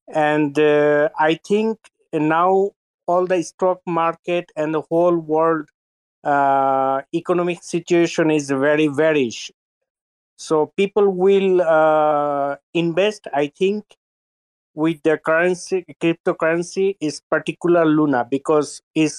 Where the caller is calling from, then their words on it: France; English is a second language; I'm here from France